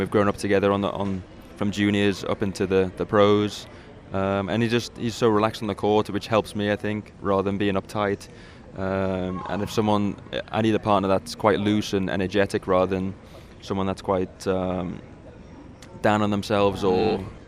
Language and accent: English; England, United Kingdom; to be someone to say that I'm a Wimbledon champion is an incredible feeling for someone from England.